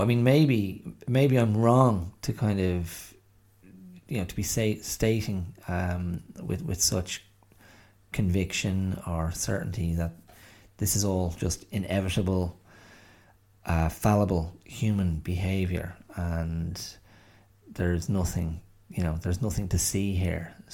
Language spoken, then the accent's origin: English; Ireland; on which to place oneself as an Irish person